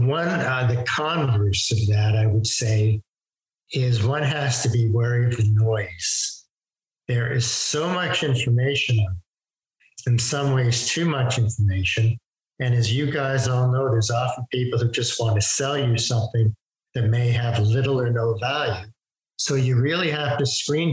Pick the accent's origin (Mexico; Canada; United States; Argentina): Canada; Toronto, Ontario; we're from Toronto